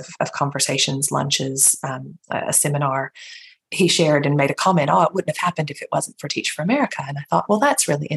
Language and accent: English; rural North Carolina in Appalachia, United States; moved away as an adult; also born or lived in Atlanta, Georgia; now in Australia; I was, as you can already tell from my accent, born and raised in rural North Carolina in Appalachia